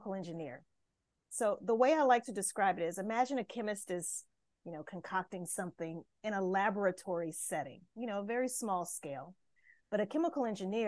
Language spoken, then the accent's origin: English; Louisiana, United States; I'm from the States, so I grew up in the state of Louisiana